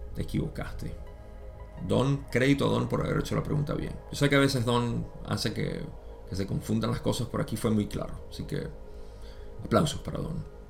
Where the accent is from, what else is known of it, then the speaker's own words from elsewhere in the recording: Venezuela; en mi país